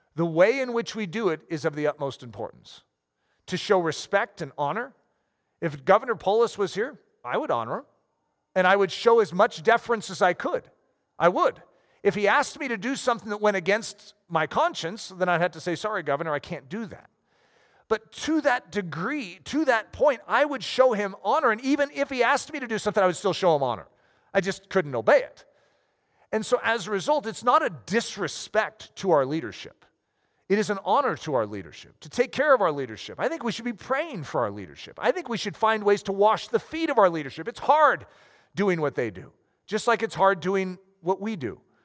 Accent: United States; as Americans

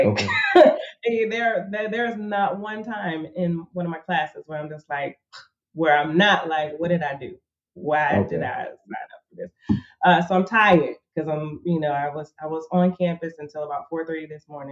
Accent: Chicago, Illinois, United States; now in Tulsa, United States; Born and raised in Chicago, south side of Chicago.

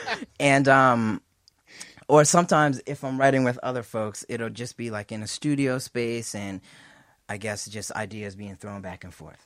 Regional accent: North Preston, Nova Scotia, Canada; I'm from North Preston, Nova Scotia.

